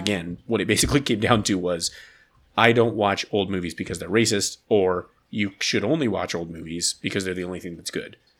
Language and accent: English; United States; I'm an American man